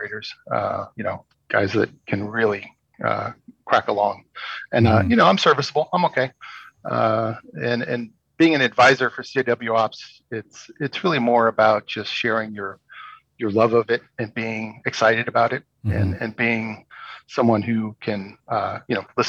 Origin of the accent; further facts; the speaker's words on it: San Francisco Bay Area, California, United States; moved away as an adult; also born or lived in Chico, California; now in Sacramento, United States; I grew up in San Francisco Bay Area.